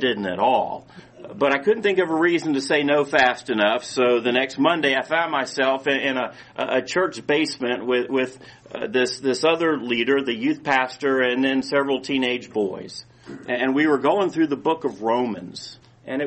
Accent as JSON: {"language": "English", "town": "Powder Springs", "region": "Georgia", "country": "United States", "tie": "born or raised there", "said": "I grew up in Cobb County in Powder Springs."}